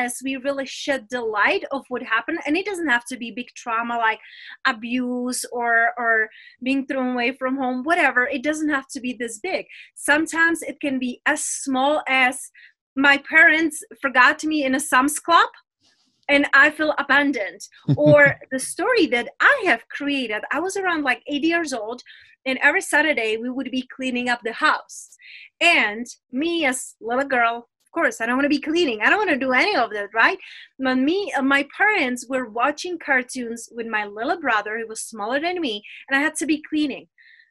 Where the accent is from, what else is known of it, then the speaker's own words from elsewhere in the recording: Czechia; English is a second language; moved away as an adult; also born or lived in London, United Kingdom / Spain; now in Las Vegas, United States; I am from Czech Republic. But when I was around 20 years old, I left my motherland, which is Czech Republic.